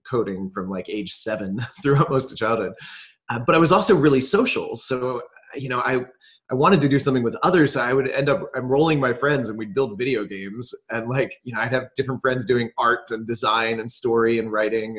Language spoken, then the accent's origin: English; New Jersey, United States; now in Austin, United States; I grew up mostly on the East Coast in um, a few different places, but mostly New Jersey for most of my childhood